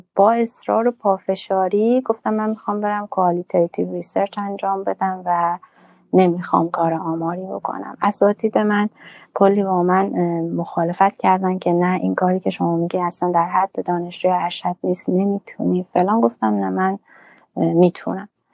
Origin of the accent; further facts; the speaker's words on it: Urmia, West Azerbaijan, Iran; moved away as an adult; also born or lived in Tehran; now in Toronto, Canada; من اهل ارومیه هستم